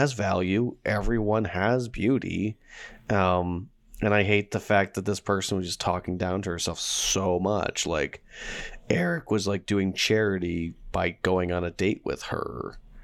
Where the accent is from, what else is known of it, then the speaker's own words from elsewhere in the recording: Pittsburgh suburbs, Pennsylvania, United States; moved away; I lived in a suburb on the outskirts of Pittsburgh